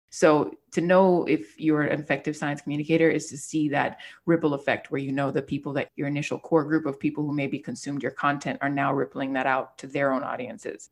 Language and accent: English; Miami, Florida, United States; being a Miami native and growing up in South Florida